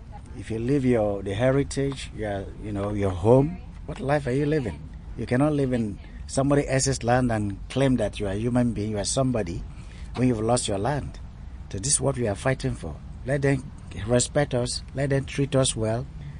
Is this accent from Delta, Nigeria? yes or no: yes; Escravos, Delta, Nigeria; I'm from Escravos. That is the operation headquarters of Chevron Corporation in Nigeria.